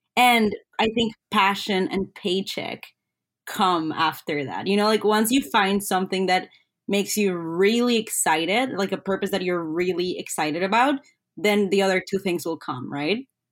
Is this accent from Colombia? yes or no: yes; Colombia; now in Ottawa, Canada; I'm originally from Colombia